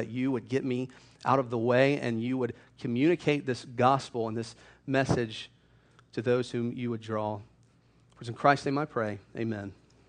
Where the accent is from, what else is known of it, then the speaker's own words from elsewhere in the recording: Hilliard, Florida, United States; moved away as an adult; also born or lived in Louisville, Kentucky; I grew up in Hilliard, Florida. I graduated from Hilliard High School in 2004.